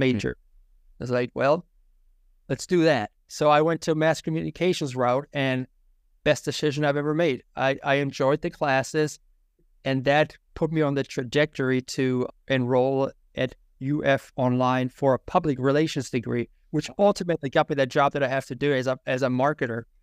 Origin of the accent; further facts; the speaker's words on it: Germany; English is a second language; moved away as an adult; also born or lived in Tampa, Florida; now in United States; I was born and raised in Germany